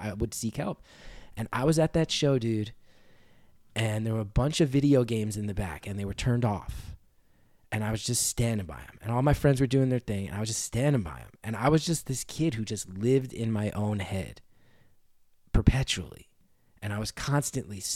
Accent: New Jersey, United States; This dude from my hometown, this older punk guy named Brian Malloy

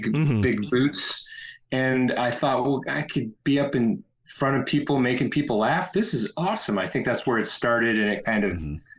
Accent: Colorado, United States; moved away as an adult; also born or lived in Milwaukee / New York; now in Vermont, United States; I was born in Colorado in the mountains. I grew up there. I went to school in Colorado. Then I went to grad school in Milwaukee. Then I moved to New York. And now I live in Vermont.

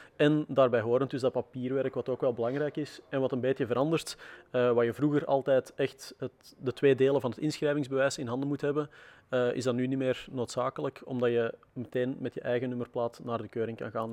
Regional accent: Antwerp, Flanders, Belgium; Ik ben zelf van Antwerpen afkomstig, dat is ook niet zo ver van de grens.

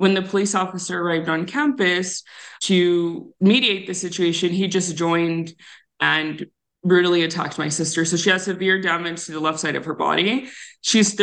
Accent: Tucson, Arizona, United States; I grew up on the south side of Tucson

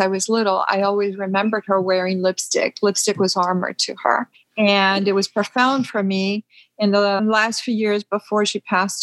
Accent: Peru; moved away; We were born and raised in Peru

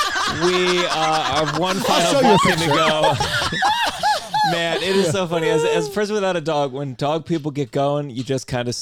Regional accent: Maryland, United States; moved away as an adult; also born or lived in Washington, D.C. / New York / Miami; I grew up in Maryland

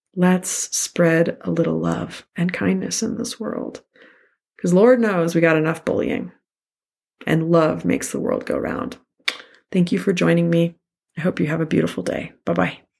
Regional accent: Santa Fe, New Mexico, United States; I grew up in Santa Fe, New Mexico

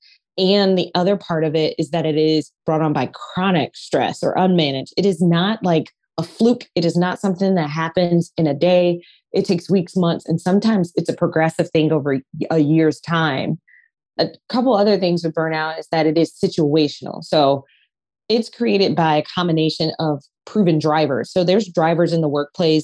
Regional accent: Detroit, Michigan, United States; I am from Detroit, very blue collar, working harder is the thing.

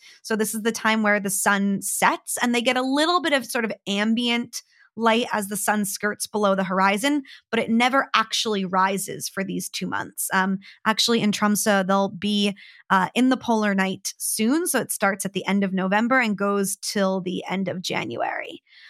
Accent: New Jersey, United States; So I grew up hating the winter. I'm from New Jersey, just outside of New York in the US. I grew up at the Jersey Shore. So, you know, summer is king there, you know, grew up by the beach and really loved summer as the best season.

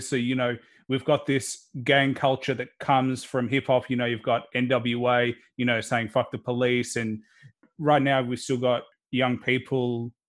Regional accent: Melbourne, Victoria, Australia; both my parents are Russian, but I was born here in Australia, so Melbourne

